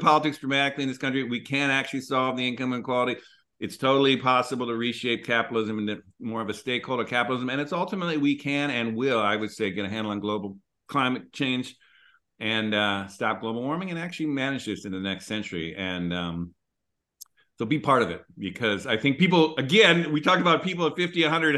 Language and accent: English; Minneapolis, Minnesota, United States; moved away; also born or lived in West Coast; I grew up in Minneapolis